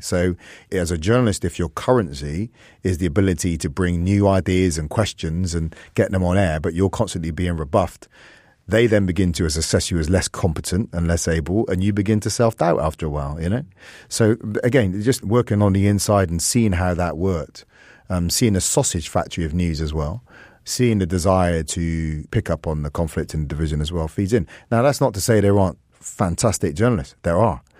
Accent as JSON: {"language": "English", "region": "England", "country": "United Kingdom", "said": "I'm full English, I'm full Jamaican, I'm full Welsh, and I want to be fullness in my Irishness"}